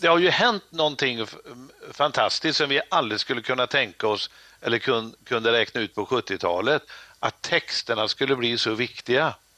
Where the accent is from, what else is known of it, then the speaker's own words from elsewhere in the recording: Trollhättan, Västra Götaland, Sweden; håller jag på och bygger ett disco i min hemstad Trollhättan